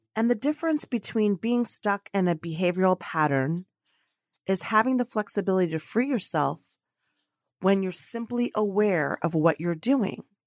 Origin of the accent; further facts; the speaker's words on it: United States; also born or lived in Colombia; now in Dallas, Texas, United States; I'm an American living in Dallas, Texas, but international because I'm medio Colombiana, y medio Americana, half American, half Colombian